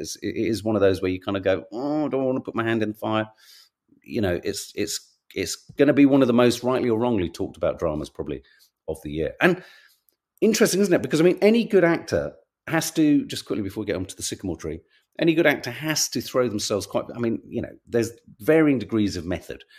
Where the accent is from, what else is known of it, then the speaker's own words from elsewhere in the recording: London, United Kingdom; as a Londoner